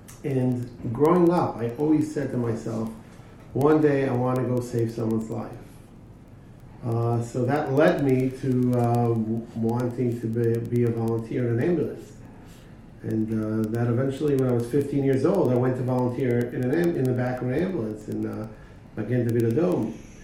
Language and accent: English; Jerusalem, Jerusalem District, Israel; I grew up in Jerusalem